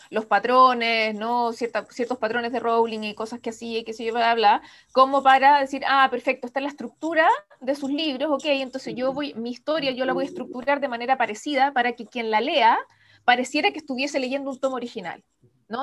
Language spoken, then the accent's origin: Spanish; Chile; sigo siendo la chilena más joven en firmar un contrato de edición internacional